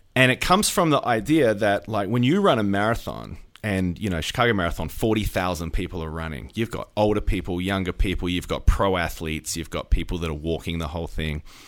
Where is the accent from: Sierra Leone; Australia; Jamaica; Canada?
Australia; now in United States; I'm an Australian